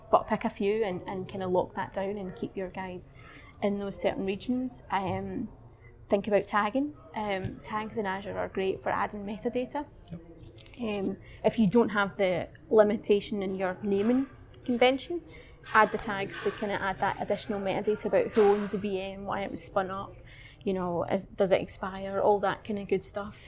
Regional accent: Glasgow, Scotland, United Kingdom; my hometown in Glasgow

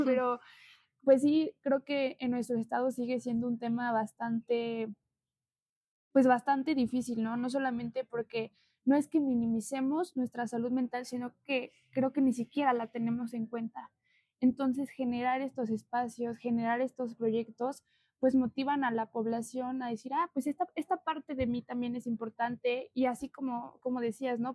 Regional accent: Santa Ana Chiautempan, Tlaxcala, Mexico; Yo soy de Santana

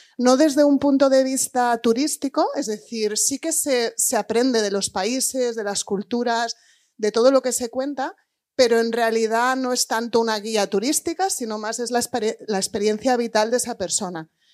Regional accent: Spain; moved away as an adult; also born or lived in England; emigrar como español, irte a trabajar a un papa a Inglaterra, que es lo que yo he hecho

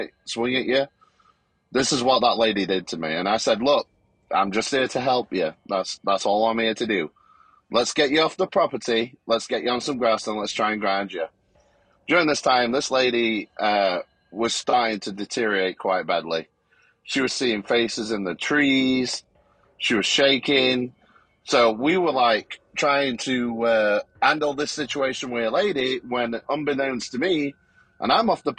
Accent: United Kingdom; now in Texas, United States; I'm here in Texas. I'm originally from Great Britain.

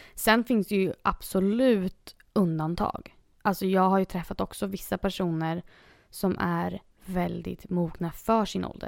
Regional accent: Stockholm, Stockholm County, Sweden; moved away as an adult; also born or lived in Huddinge; now in Los Angeles, United States; jag var med i Huddinge kyrka hemma i Stockholm

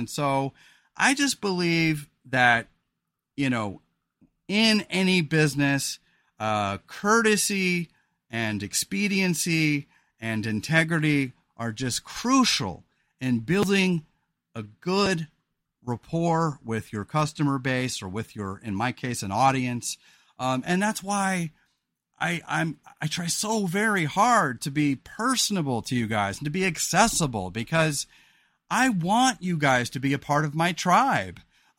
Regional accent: California, United States; Rebecca and I live a pretty simple and quiet life here in Oregon because we're from the Central Coast of California.

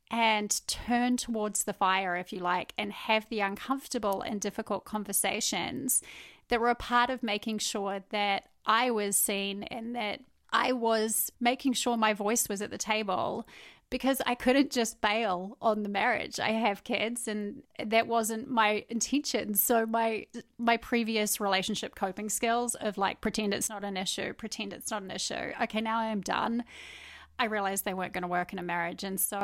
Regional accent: New Zealand; Basically, I met my husband in New Zealand. He's American. I'm obviously a New Zealander.

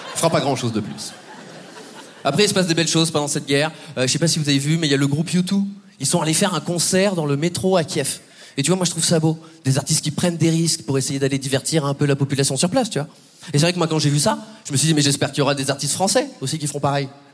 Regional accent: Poitiers, Nouvelle-Aquitaine, France; j'ai 29 ans et moi, je viens de Poitiers.

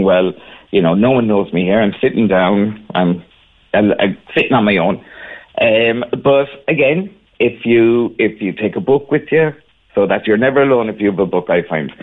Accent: Cork, Munster, Ireland; moved away as an adult; also born or lived in Torremolinos, Spain; now in Bilbao, Spain; I'm originally from Cork, but I'm gone from Cork now 37 years

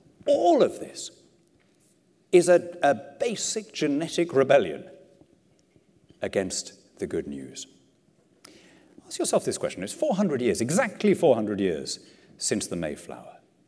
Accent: Lima, Peru; You know, I grew up in Lima, in South America. And Lima, when I was a kid, was ringed by shantytowns, by slums.

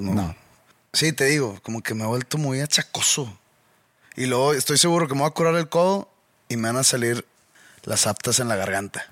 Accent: Monterrey, Nuevo León, Mexico; de mi origen regiomontano

